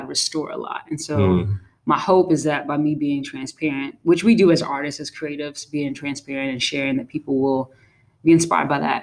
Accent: New York City, New York, United States; I grew up in Brooklyn, New York

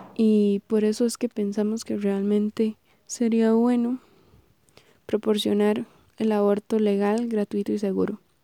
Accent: Heredia, Costa Rica; soy oriunda de Heredia

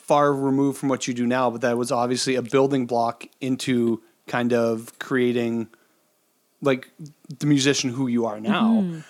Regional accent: Saskatchewan, Canada; moved away as an adult; I mean, like growing up, I grew up in Saskatchewan.

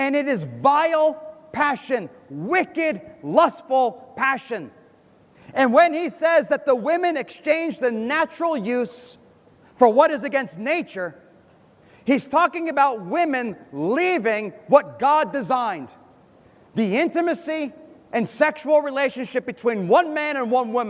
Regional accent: United States; moved away; I'm from America. I grew up in America. I went to school in America

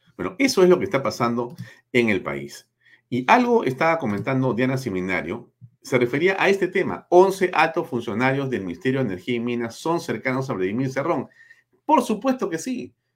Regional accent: Peru

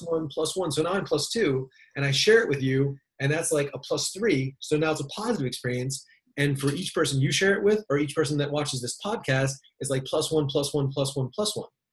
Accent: Maryland, United States; moved away; I grew up in Maryland, little uh, little kind of small town

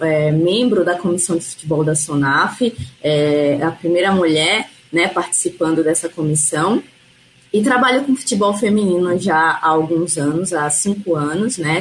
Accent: Alagoas, Brazil; also born or lived in São Paulo; eu sou alagoana, é, me formei aqui em Alagoas

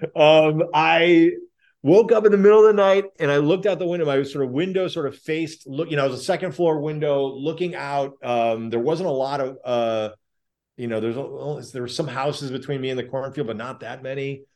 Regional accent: Chicago, Illinois, United States; I grew up in Chicago

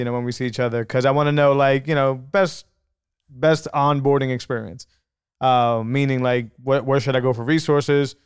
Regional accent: New England, United States; I'm from New England

